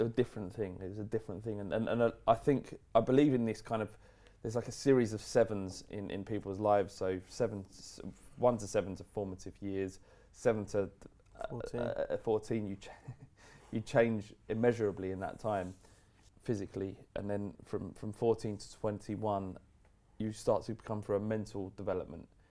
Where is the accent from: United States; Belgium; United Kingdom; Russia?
United Kingdom; London; we grew up in in Holloway, which is bandit country